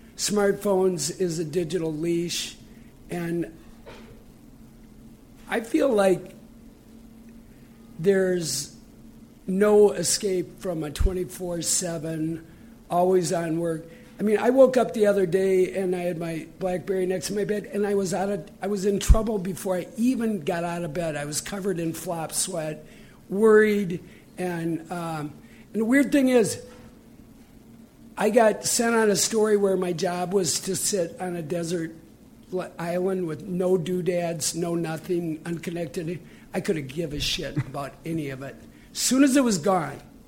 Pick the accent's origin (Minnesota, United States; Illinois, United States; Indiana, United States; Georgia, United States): Minnesota, United States; moved away as an adult; now in New York, United States; I just came to New York 10 years ago, and I grew up in Minnesota